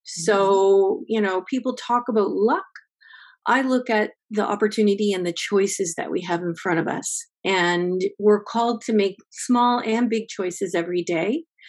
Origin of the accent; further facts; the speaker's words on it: Windsor, Ontario, Canada; Well, I'm a Windsor girl. I was born in Windsor.